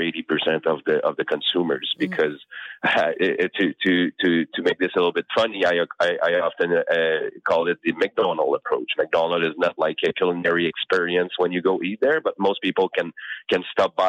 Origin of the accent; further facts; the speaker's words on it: Canada; I'm Canadian